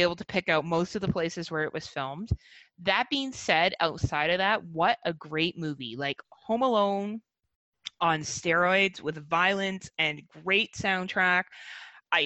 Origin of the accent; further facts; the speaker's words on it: Burlington, Ontario, Canada; I grew up in Burlington, Ontario